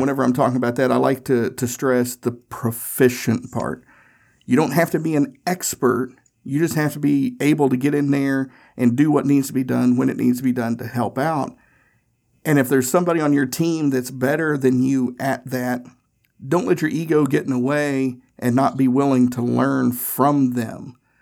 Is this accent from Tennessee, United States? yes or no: yes; Tennessee, United States; now in Indianapolis, United States; I grew up in Tennessee and I now live in Indianapolis